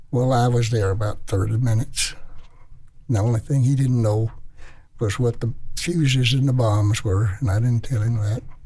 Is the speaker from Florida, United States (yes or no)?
no; Memphis, Tennessee, United States; I was from Memphis